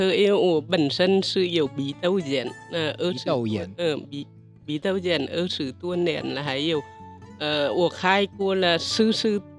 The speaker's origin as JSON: {"language": "Chinese", "country": "Vietnam", "first_language": "Vietnamese", "second_language": "Chinese", "moved": "as an adult", "lives_now": "Hsinchu, Taiwan", "said": "我来自越南的。"}